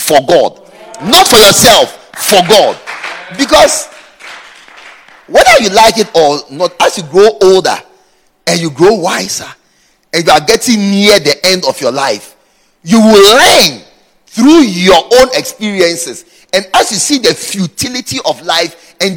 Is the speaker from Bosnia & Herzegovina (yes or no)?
no; Ghana; moved away as an adult; also born or lived in Dakar, Senegal; I was from Ghana, from a great church.